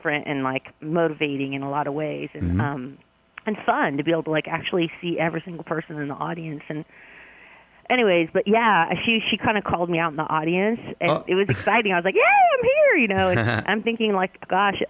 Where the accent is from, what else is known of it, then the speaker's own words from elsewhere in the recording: Huntington Beach, California, United States; growing up in California, my country was, you know, Huntington Beach